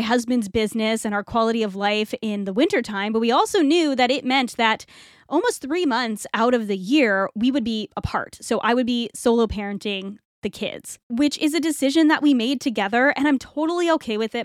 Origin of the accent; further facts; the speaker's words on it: New England, United States; moved away as an adult; also born or lived in Toronto, Canada; now in Florida, United States; we moved to Florida from New England, which is where I grew up